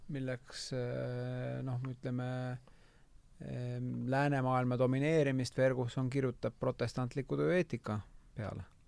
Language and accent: Estonian; Tallinn, Harju County, Estonia; mina kasvasin Lasnamäel üles